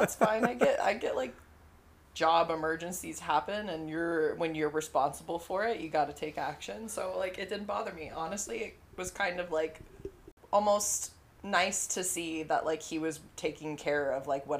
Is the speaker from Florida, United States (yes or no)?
yes; Tallahassee, Florida, United States; I come from Tallahassee, Florida.